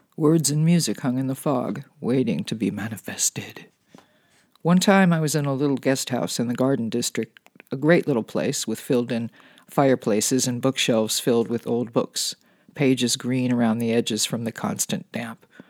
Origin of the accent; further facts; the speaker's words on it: California, United States; Being a Californian